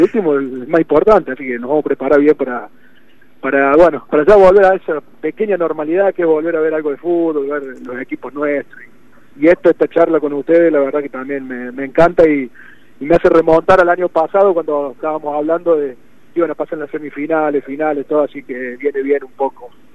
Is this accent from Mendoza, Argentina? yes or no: no; Río Cuarto, Córdoba, Argentina; me sentí un embajador de Río Cuarto y de mi club